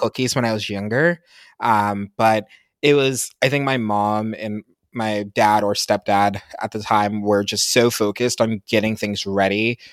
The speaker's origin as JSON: {"language": "English", "region": "Pennsylvania", "country": "United States", "tie": "born or raised there", "moved": "yes", "said": "I'm from Pennsylvania. I'm not from anywhere super sexy"}